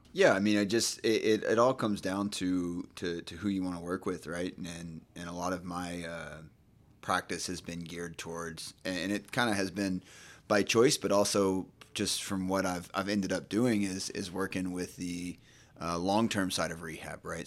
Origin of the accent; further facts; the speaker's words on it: Nacogdoches, Texas, United States; moved away as an adult; also born or lived in Dallas, Texas / Houston, Texas; now in Charlotte, United States; originally, I'm from Nacogdoches, Texas, small town in, in East Texas.